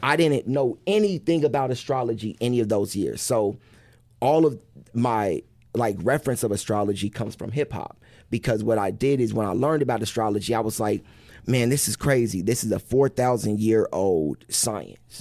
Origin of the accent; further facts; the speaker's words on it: Wichita, Kansas, United States; I'm from Wichita